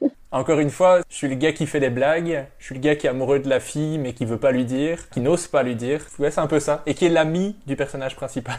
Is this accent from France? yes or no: no; Belgium; je suis belge